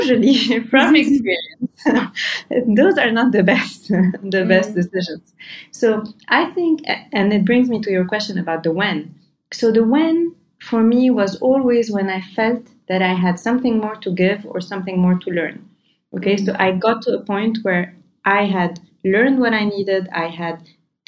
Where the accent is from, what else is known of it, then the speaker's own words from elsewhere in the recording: Lebanon; I'm from Lebanon